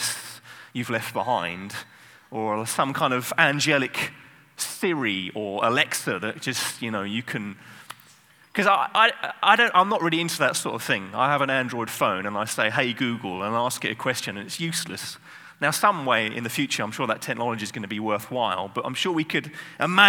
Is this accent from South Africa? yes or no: no; England, United Kingdom; I'm English